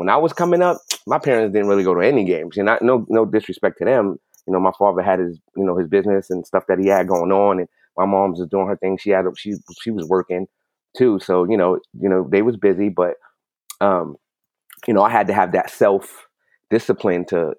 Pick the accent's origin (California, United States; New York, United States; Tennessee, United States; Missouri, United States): New York, United States; New York City; growing up in New York City, you know, basketball was life.